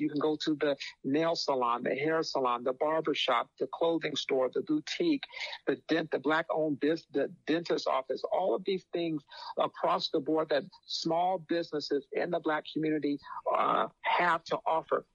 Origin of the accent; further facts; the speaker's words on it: Phoenix, Arizona, United States; I'm, I'm from Phoenix, and, and the expression we used to use out in Phoenix